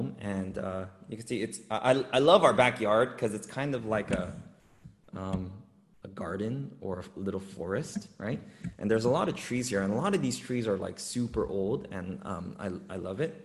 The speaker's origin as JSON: {"language": "English", "town": "Los Angeles", "region": "California", "country": "United States", "tie": "born or raised there", "said": "I grew up in Los Angeles, in urban Los Angeles"}